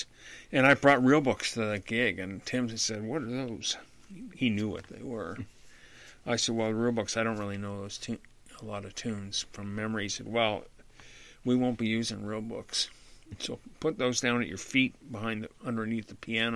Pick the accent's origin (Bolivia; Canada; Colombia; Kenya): Canada; also born or lived in Bismarck, North Dakota / Idaho; now in Kansas City, United States; I'm a Canadian citizen